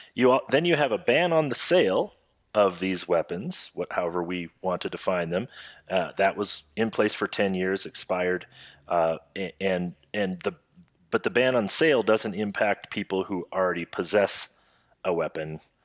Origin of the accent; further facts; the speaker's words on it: Iowa, United States; Jeff and my home state of Iowa